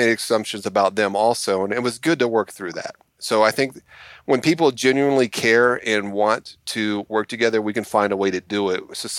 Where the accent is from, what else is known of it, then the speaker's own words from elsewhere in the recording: Alabama, United States; And I've had people tell me several times after I tell them that I'm from Alabama, they'll say, you don't talk like you're from Alabama.